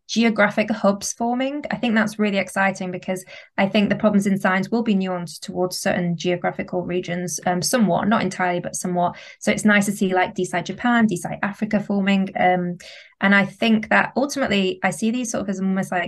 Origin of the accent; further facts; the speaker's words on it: the north of England, United Kingdom; accent: northern English; also born or lived in London; where my accent's from, it's from the north of England